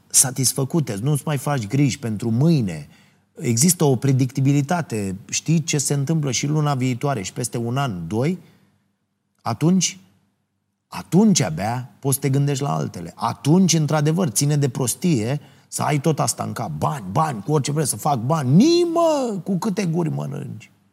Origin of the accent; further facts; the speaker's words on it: Ploiești, Prahova, Romania; orașul meu natal, în Ploiești.